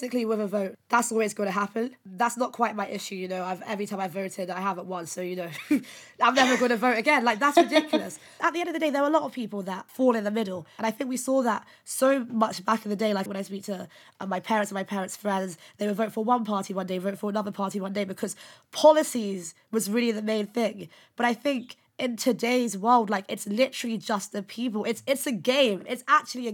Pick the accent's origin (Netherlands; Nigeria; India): Nigeria; I'm Nigerian